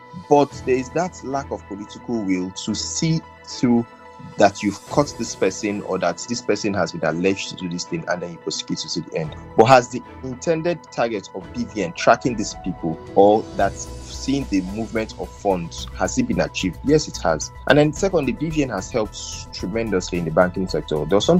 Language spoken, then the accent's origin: English; Nigeria; being the Nigerian factor, both from the policymakers and for us, the masses, we always have this disconnect.